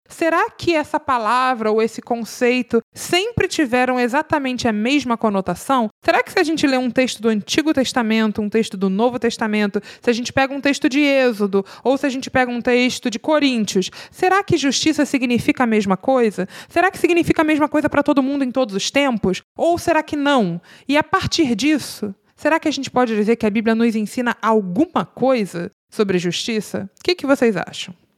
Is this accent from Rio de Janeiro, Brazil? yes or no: yes; Rio de Janeiro, Brazil; eu sou do Rio de Janeiro